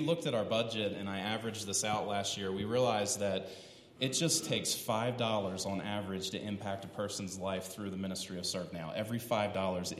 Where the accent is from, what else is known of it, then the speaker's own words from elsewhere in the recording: East Coast, United States; now in Colorado Springs, United States; We're from the East Coast originally